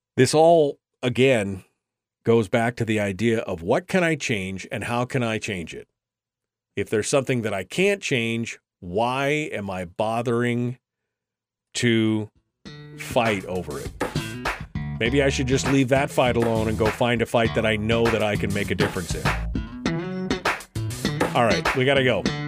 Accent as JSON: {"language": "English", "town": "Fairbanks", "region": "Alaska", "country": "United States", "tie": "born or raised there", "said": "I'm born and raised in Fairbanks."}